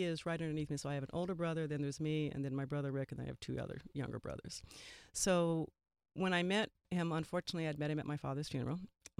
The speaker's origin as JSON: {"language": "English", "region": "Colorado", "country": "United States", "tie": "born or raised there", "said": "I grew up in Colorado and University of Colorado in a very white world."}